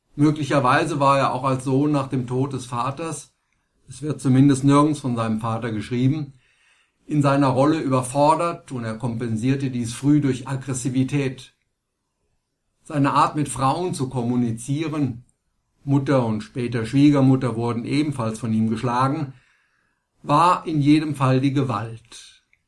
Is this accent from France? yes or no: no; Germany; bei uns in Deutschland